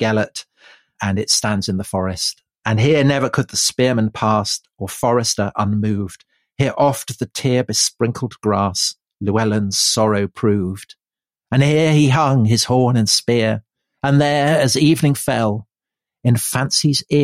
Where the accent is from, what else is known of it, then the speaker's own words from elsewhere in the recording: England, United Kingdom; we're English as well.